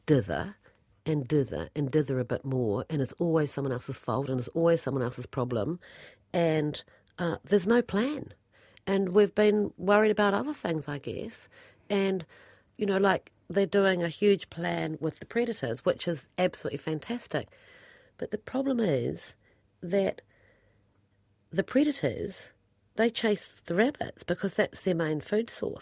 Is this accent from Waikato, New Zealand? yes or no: no; Central Otago, New Zealand; moved away; I come from Central Otago